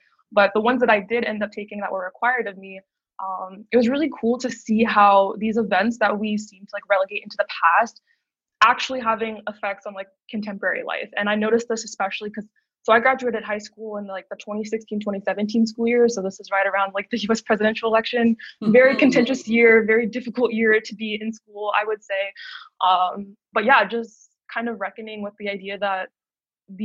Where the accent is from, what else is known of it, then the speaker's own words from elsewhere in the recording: just outside of Baltimore, Maryland, United States; moved away as an adult; now in Toronto, Canada; I'm originally from the United States, so I grew up just outside of Baltimore